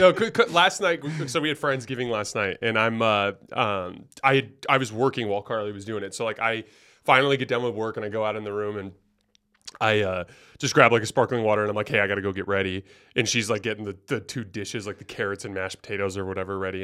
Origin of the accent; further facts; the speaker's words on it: Tucson, Arizona, United States; I'm from Tucson, born and raised originally.